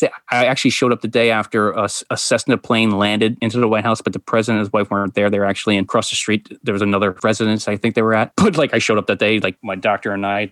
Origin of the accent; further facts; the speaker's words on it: New York, United States; I'm white and I'm from New York.